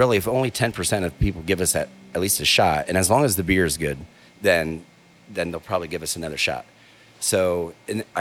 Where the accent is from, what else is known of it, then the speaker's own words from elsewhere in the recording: Maria Stein, Ohio, United States; moved away as an adult; also born or lived in Washington State; I grew up here in Maria Stein